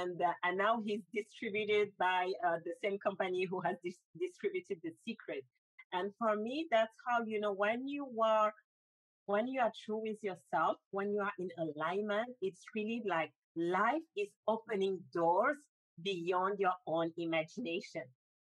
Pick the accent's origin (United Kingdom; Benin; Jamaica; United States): Benin; also born or lived in Africa; now in Paris, France; because I'm originally from Benin, I grew up in 6 different countries before moving to Paris.